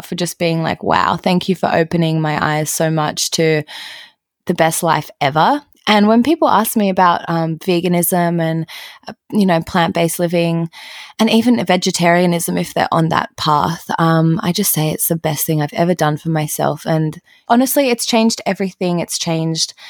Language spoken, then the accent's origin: English; Australia; growing up in Australia